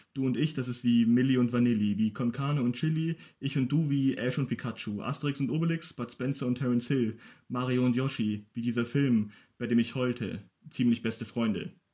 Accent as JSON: {"language": "German", "town": "Ingolstadt", "region": "Bavaria", "country": "Germany", "tie": "born or raised there", "said": "bin gebürtiger Ingolstädter"}